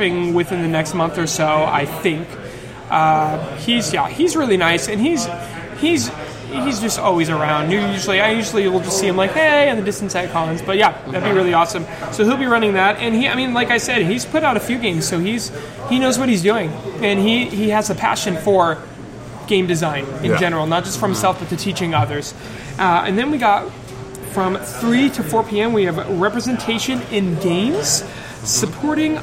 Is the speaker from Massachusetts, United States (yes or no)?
yes; Massachusetts, United States; accent: Massachusetts; That's my Massachusetts accent